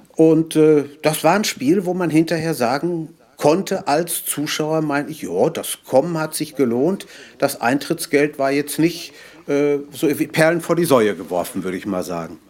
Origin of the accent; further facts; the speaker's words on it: Ruhr area, North Rhine-Westphalia, Germany; bei uns im Ruhrgebiet